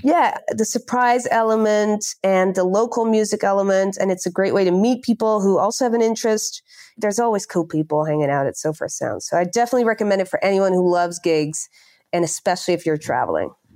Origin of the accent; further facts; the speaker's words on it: near The Hague, South Holland, Netherlands; English is a second language; moved away as an adult; also born or lived in Barcelona, Spain / London, United Kingdom; I'm from a shitty town close to The Hague